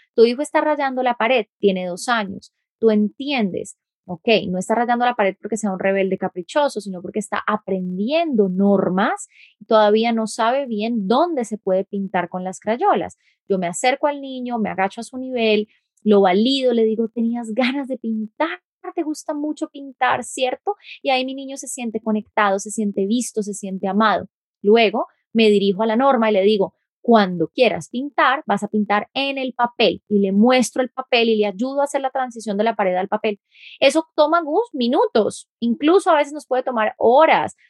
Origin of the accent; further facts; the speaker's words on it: Colombia; efectivamente soy colombiana